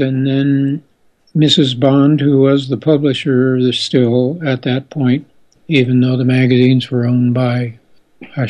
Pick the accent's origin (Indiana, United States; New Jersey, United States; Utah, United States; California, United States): California, United States; Santa Barbara; also born or lived in Buenos Aires, Argentina; moved back to Santa Barbara, which is my hometown